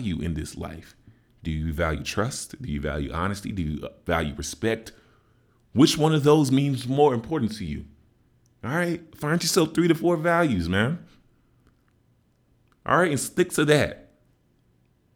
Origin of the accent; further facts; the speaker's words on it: Chicago, Illinois, United States; I'm from Chicago